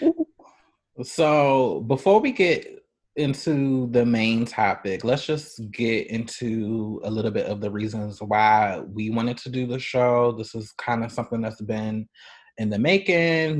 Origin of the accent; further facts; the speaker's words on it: Baltimore, Maryland, United States; now in Chicago, United States; I'm originally from Baltimore